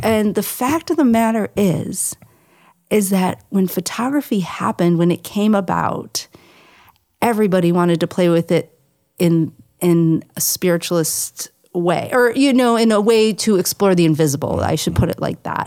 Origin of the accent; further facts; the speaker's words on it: Buffalo, New York, United States; I'm from Buffalo, New York